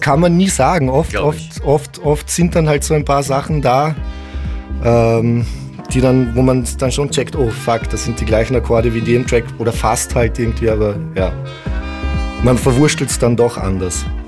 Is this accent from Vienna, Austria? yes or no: no; Villach, Carinthia, Austria; dort, wo ich aufgewachsen bin, in Villach